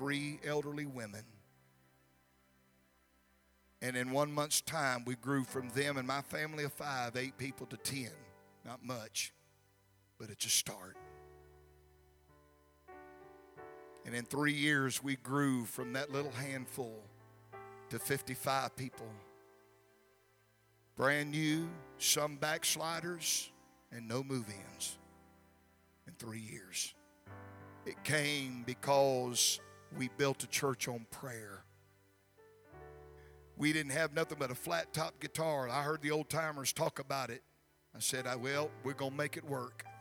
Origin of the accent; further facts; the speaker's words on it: Gulfport, Mississippi, United States; the city of Gulfport, which is my hometown